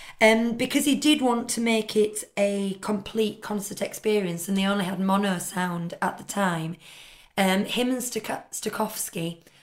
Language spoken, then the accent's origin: English; Yorkshire and the Humber, United Kingdom; As a Yorkshire woman who like counts every penny